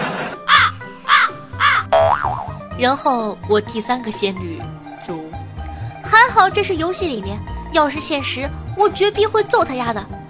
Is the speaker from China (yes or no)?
yes; Northeast China, China; 可能我这个人反应慢，再说我也是东北的。他一说大妹子，我就下意识的回了一句“欧了，大哥”，一股浓浓的大碴子味儿